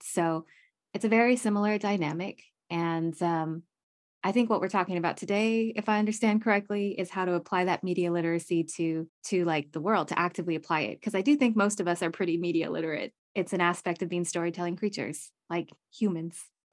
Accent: United States; I'm very American

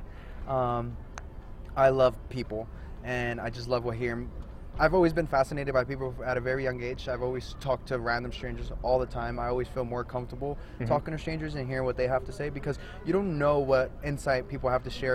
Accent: New Jersey, United States; also born or lived in East Coast; now in Boulder, United States; from New Jersey

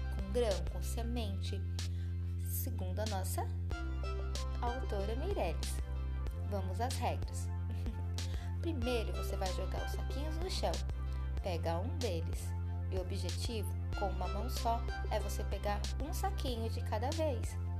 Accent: Northeast Region, Brazil; moved away; Eu brinquei muito quando eu era criança lá no Nordeste com os meus pais

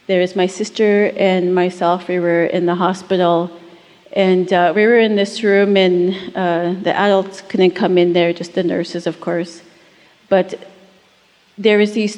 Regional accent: Buffalo Lake Métis Settlement, Alberta, Canada; I'm originally from Buffalo Lake Métis Settlement, just 2 hours northeast of Edmonton

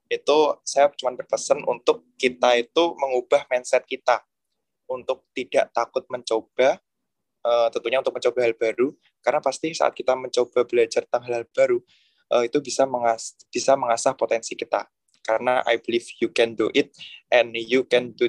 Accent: Ngawi, East Java, Indonesia; Oke, kalau untuk daerah saya ya khususnya Ngawi sedikit uh, promosi untuk pariwisata di Ngawi.

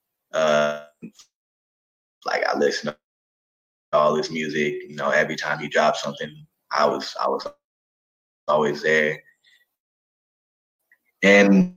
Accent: Atlanta, Georgia, United States; now in California, United States; from Atlanta

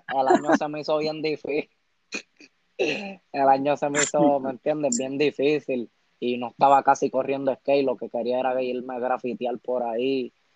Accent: San Juan, Puerto Rico; Pues tengo 17 años

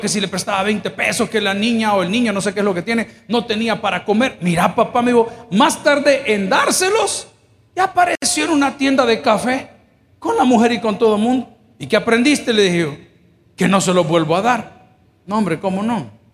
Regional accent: El Salvador; mi país, El Salvador

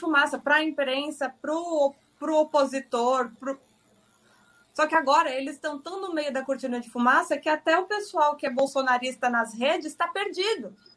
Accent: Itapecerica da Serra, São Paulo, Brazil; eu estou aqui isolada em Tapsirica da Serra, na casa onde eu cresci a minha infância inteira. Mudei daqui aos 20 anos.

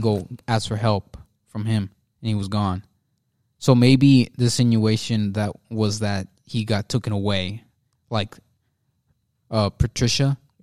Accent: United States

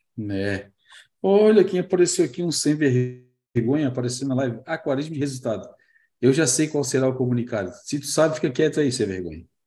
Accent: Florianópolis, Santa Catarina, Brazil; mas eu também sou neto e também sou de Floripa

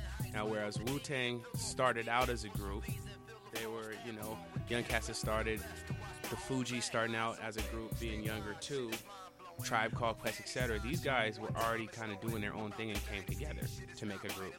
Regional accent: Sacramento, California, United States; because I'm from the West Coast. So, you know, imagine I'm, 14, I'm in SAC.

